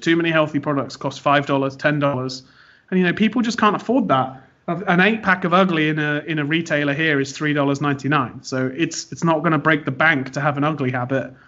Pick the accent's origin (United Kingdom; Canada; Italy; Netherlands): United Kingdom; moved away as an adult; now in United States; I am British, but based in America, running the business over here